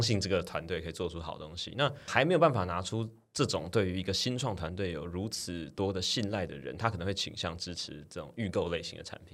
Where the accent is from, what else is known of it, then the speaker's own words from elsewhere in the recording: Taiwan; 终究我们身为台湾人